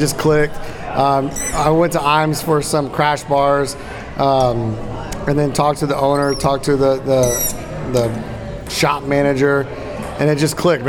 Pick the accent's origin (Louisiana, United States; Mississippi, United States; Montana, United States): Louisiana, United States; I'm from the South. I'm from Louisiana. I'm Cajun. I'm a little bit of French.